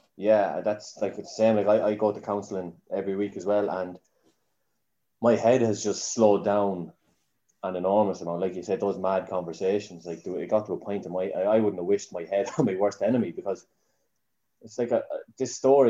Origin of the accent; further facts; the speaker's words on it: Newbridge, County Kildare, Ireland; also born or lived in Dublin; I was two when we moved back to Newbridge, but my mum would be Park Murrah. Her whole family, she was born and bred in Newbridge. Um, so I've, I, am I'm, I'm a Newbridge man